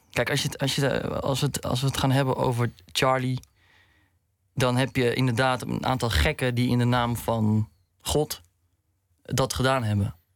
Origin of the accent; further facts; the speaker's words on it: Morocco; bij etniciteit, bij eh, Marokkanen. Nou, ik ben Marokkaans, dus...